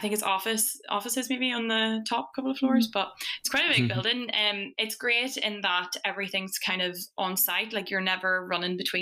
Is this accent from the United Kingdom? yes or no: yes; Fermanagh, Northern Ireland, United Kingdom; moved away as an adult; now in Dundee, United Kingdom; I'm from Fermanagh in Northern Ireland